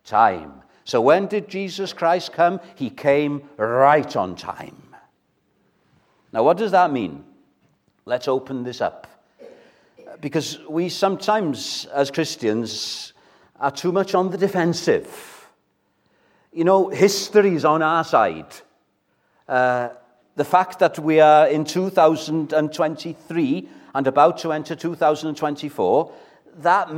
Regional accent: Welsh, Wales, United Kingdom; first language Welsh; English is a second language; English, as you can gather, isn't my first language. Welsh is my first language, and I'm very proud of Welsh

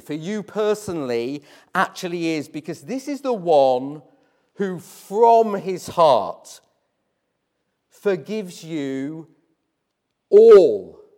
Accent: Hull, Yorkshire and the Humber, United Kingdom; I grew up in Hull

